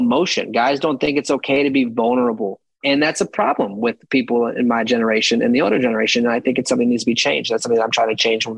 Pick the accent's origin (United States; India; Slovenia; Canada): United States; Florida; also born or lived in Manhattan, New York; now in New York, United States; I'm from Florida